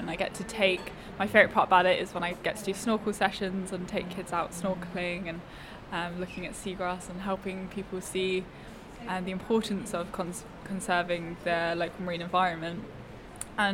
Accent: Sussex, South East England, United Kingdom; now in Falmouth, United Kingdom; Yeah, so I've always grown up by the sea. I'm from Sussex and obviously now living in Falmouth, so I've always been by the sea.

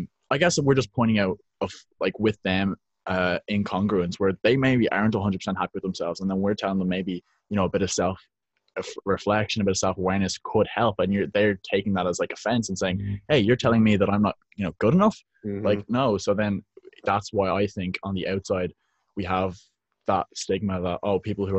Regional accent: Dublin, Leinster, Ireland; I'm from Dublin, Ireland, where the weather isn't so great

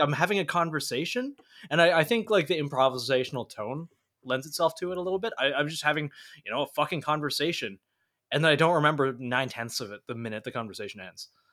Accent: Canada; as a Canadian citizen

